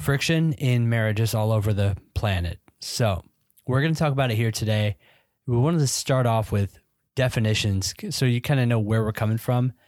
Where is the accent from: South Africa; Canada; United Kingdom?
United Kingdom; I'm British, as you can tell.